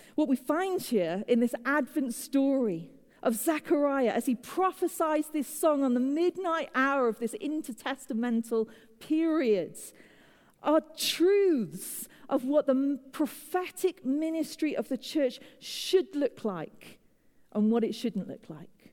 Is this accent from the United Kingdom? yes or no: yes; United Kingdom; moved away as an adult; now in United States; as a Brit, living in the USA